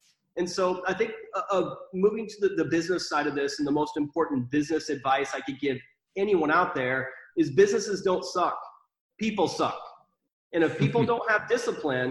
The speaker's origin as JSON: {"language": "English", "region": "Iowa", "country": "United States", "tie": "born or raised there", "also_born_or_lived": "Texas", "moved": "yes", "said": "I grew up in Iowa, kind of not the best environment with the family that I was a part of."}